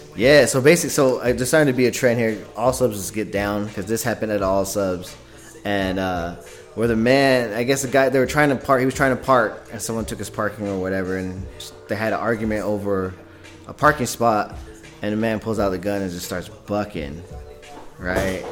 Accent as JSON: {"language": "English", "region": "California", "country": "United States", "tie": "born or raised there", "moved": "yes", "said": "I'm not from here. I'm from California, or I was originally grew up in California"}